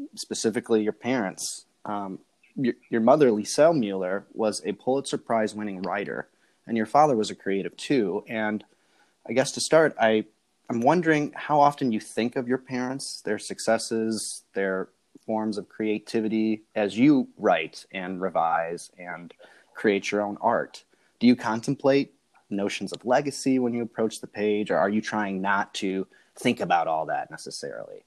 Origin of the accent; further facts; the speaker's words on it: Chicago, Illinois, United States; I'm from the Chicago